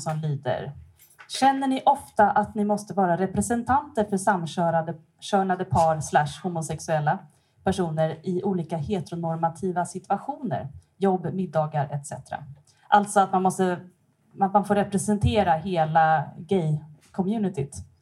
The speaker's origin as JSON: {"language": "Swedish", "area": "Stockholm archipelago", "region": "Stockholm County", "country": "Sweden", "moved": "as an adult", "lives_now": "Gothenburg, Sweden", "said": "Jag bor här i Göteborg, men jag kommer från Stockholms skärgård. Jag har bott här sedan 2008"}